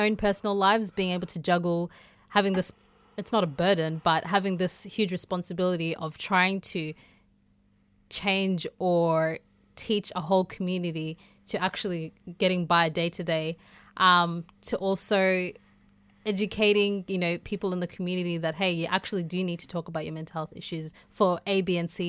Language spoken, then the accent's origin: English; South Africa; moved away; So basically, I came from South Africa in 2002 with my parents. And coming here, I would say probably was kind of an awakening. I was kind of oblivious to what was going on around me because, A, I was in my home country.